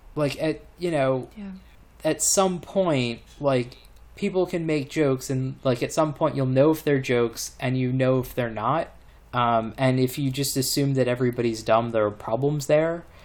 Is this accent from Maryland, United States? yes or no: yes; Maryland, United States; moved away; people that I grew up with in Maryland